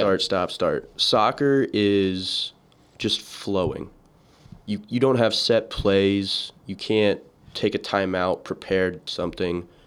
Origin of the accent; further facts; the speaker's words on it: Atlanta, Georgia, United States; growing up in Georgia, Atlanta specifically